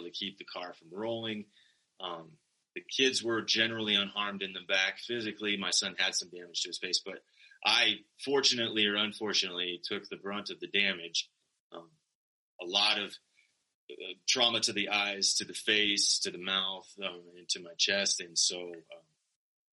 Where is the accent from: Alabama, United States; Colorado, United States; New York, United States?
Colorado, United States; Sterling; also born or lived in Greeley, Colorado / Fort Collins, Colorado; I am proudly a native of Colorado. I was born in Greeley and promptly moved to northeastern Colorado, where I grew up in Sterling.